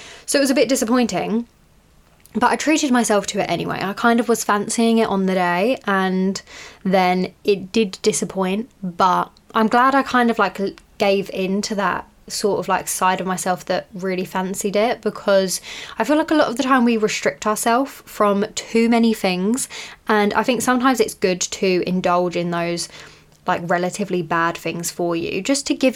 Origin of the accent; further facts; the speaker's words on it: United Kingdom; I'm British